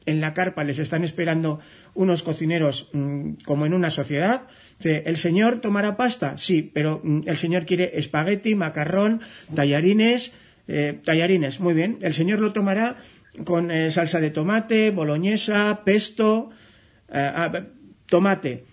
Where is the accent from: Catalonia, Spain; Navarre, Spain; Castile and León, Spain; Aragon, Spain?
Navarre, Spain; yo soy navarro